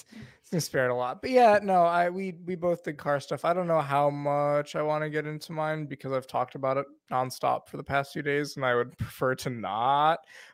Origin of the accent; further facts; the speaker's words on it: Rochester, New York, United States; Rochester, New York. He's from my hometown.